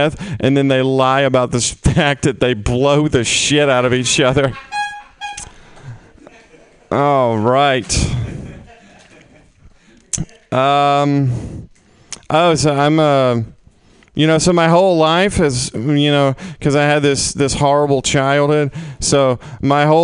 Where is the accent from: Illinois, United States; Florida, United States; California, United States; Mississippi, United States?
Mississippi, United States; moved away; I'm from Mississippi